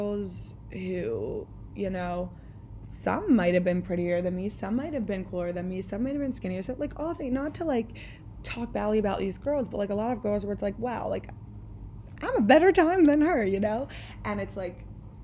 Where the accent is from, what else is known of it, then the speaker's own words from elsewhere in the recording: the Main Line, Pennsylvania, United States; I am from the Main Line